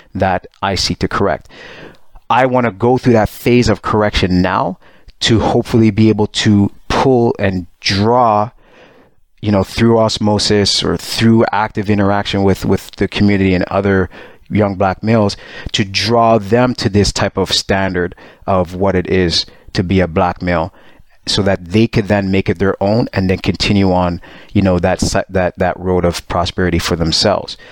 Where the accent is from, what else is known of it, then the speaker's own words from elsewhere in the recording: Montreal, Quebec, Canada; moved away; also born or lived in Pickering, Ontario; I'm born in Montreal. I moved to Pickering, which is a suburb.